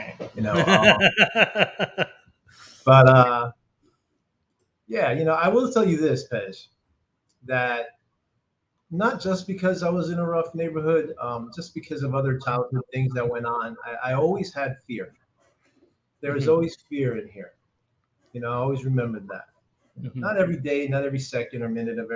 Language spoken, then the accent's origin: English; Perth Amboy, New Jersey, United States; also born or lived in Old Bridge, New Jersey; I was born in Perth Amboy, New Jersey. It's an urban city, very Latino urban city, and my parents are both originally from Puerto Rico. my brother, my sister, and I are born and raised here. And I grew up in the 70s in Perth Amboy.